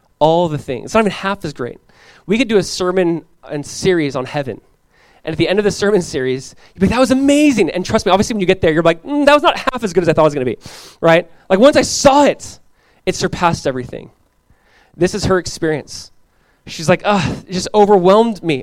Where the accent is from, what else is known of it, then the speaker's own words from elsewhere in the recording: Southern California, United States; Growing up in Southern California, I went to Calvary